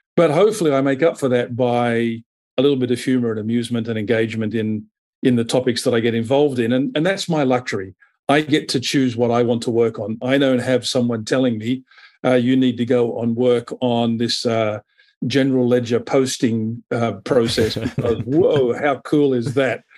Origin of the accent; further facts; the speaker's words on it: Australia; also born or lived in Europe / United States; now in Asia; I'm based in Asia. I'm Australian by birth. I've had the pleasure of living in, in Europe and the U S